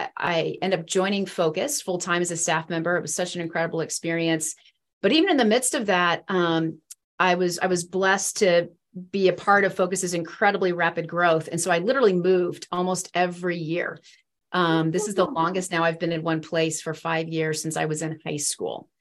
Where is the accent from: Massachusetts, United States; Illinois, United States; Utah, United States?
Illinois, United States; East Central; moved away; also born or lived in Norfolk, Virginia; I grew up in East Central Illinois. I was actually born in Norfolk, Virginia.